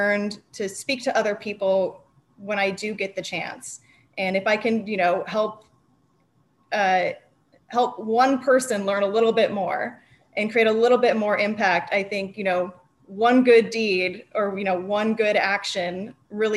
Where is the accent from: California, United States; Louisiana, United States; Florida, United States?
California, United States; Napa Valley; I grew up in the Napa Valley